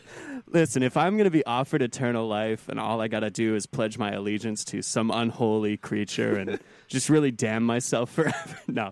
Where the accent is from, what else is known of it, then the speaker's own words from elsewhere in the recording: Canada; Guillermo del Toro actually filmed another thing in Canada, and the only reason I know that is because it was in my hometown.